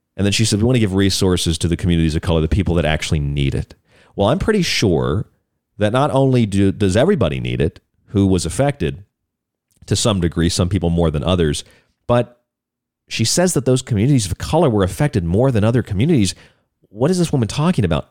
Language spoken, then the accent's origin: English; Florida, United States; moved away; also born or lived in Lakeland, Florida / Polk County, Florida / St. Pete Beach, Florida; I grew up in Florida. I lived in a lot of places in Florida. I lived in Lakeland